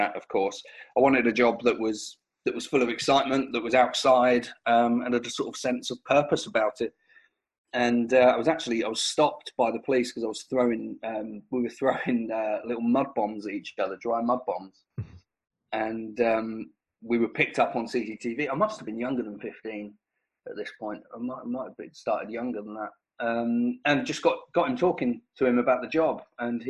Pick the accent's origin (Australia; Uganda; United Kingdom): United Kingdom; St Neots, East of England; I grew up in a small town called St. Neots in Cambridgeshire.